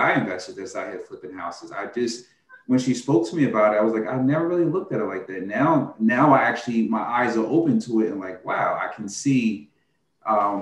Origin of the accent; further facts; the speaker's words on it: North New Jersey, United States; We're both from North New Jersey